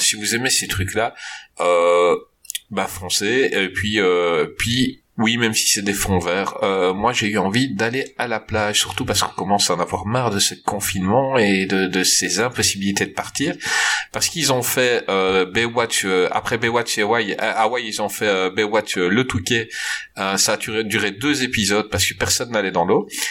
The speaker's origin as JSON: {"language": "French", "country": "Belgium", "said": "je suis belge"}